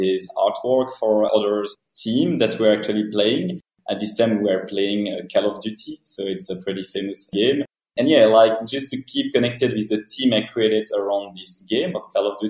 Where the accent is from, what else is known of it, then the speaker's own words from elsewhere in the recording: Belgium; moved away as an adult; also born or lived in Brussels / New York; I'm coming from Belgium